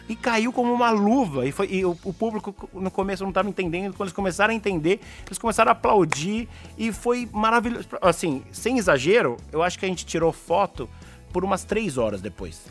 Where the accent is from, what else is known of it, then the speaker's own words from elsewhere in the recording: Brazil; eu sou do Brasil